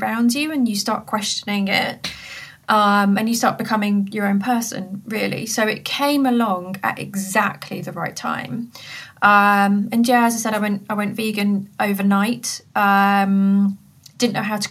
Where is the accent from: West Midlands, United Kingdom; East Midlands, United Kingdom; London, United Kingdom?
West Midlands, United Kingdom; Coventry; I grew up in Coventry, so I was there at college